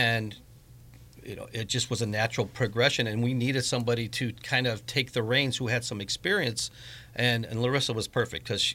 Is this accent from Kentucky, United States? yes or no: no; Griffith, Indiana, United States; now in Crown Point, United States; I was born and raised in Griffith, graduated Griffith High School in 1988